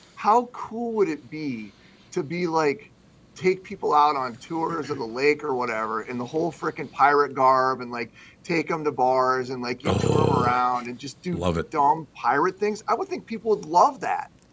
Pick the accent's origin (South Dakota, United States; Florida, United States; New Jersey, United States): South Dakota, United States; moved away; I grew up primarily in South Dakota